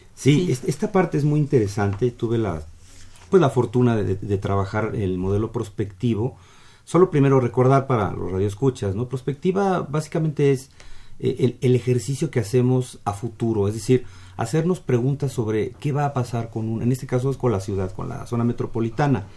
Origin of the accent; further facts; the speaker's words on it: Mexico; nosotros como mexicanos